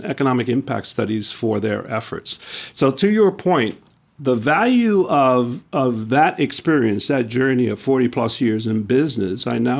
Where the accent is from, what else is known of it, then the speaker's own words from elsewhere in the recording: New York City, New York, United States; Well, again, it starts with where I grew up in New York City.